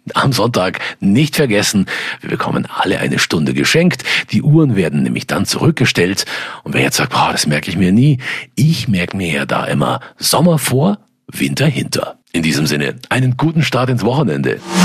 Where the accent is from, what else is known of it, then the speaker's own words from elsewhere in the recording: Germany; hier bei uns in Deutschland